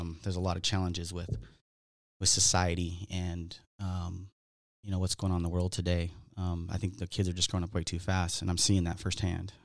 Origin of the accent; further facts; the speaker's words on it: Southern California, United States; I grew up in Southern California here